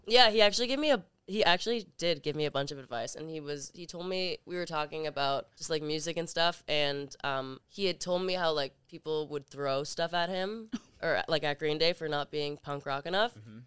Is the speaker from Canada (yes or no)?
yes; Toronto, Ontario, Canada; I'm from Canada, from Toronto